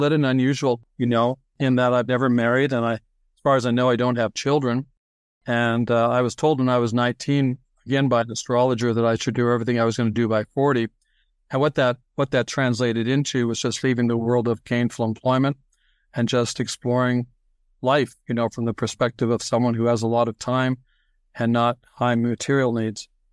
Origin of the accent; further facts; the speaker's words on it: Toronto, Ontario, Canada; also born or lived in New York City, United States; they moved to Toronto. And so I grew up there